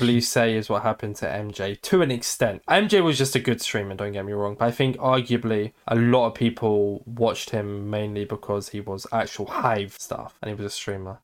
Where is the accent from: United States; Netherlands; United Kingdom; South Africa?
United Kingdom; I'm British